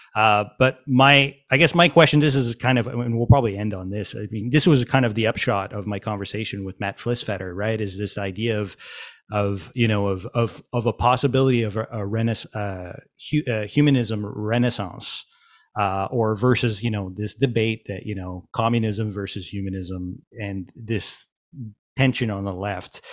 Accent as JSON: {"language": "English", "region": "Quebec", "country": "Canada", "said": "I'm from Quebec"}